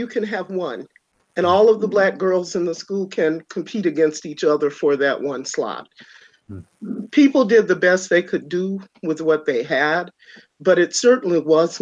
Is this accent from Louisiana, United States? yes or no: yes; Louisiana, United States; moved away; growing up in Louisiana